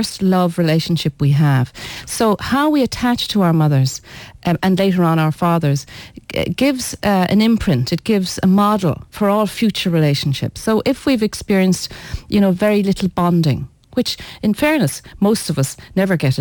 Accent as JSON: {"language": "English", "country": "Ireland", "tie": "born or raised there", "said": "I was born in Ireland, so let's say I'm a very Irish Breton"}